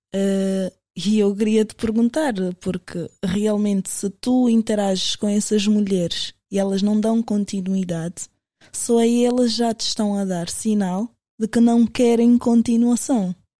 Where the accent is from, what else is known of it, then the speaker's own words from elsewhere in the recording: Portugal; also born or lived in Angola; eu sou angolana, mas eu cresci em Portugal